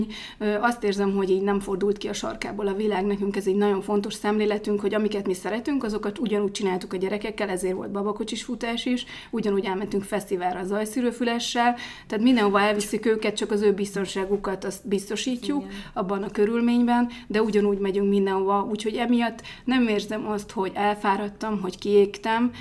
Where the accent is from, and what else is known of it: Budapest, Hungary